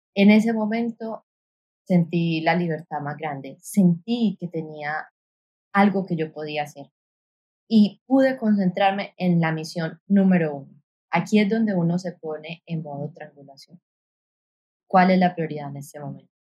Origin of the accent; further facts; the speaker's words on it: Colombia; now in San Juan; Yo crecí en una ciudad en Colombia